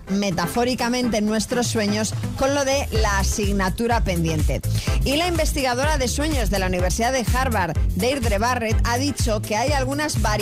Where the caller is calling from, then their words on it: Madrid, Community of Madrid, Spain; de Madrid